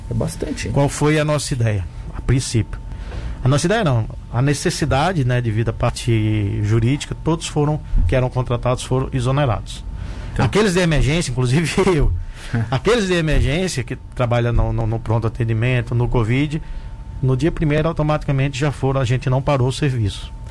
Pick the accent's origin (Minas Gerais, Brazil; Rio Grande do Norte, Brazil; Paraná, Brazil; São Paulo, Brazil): Rio Grande do Norte, Brazil; Mossoró; moved away as an adult; now in Tubarão, Brazil; E então eu nasci lá. Aí logo pequeno, assim, com seis anos, a gente foi morar em Mossoró. Então cresci em Mossoró e saí para fazer medicina.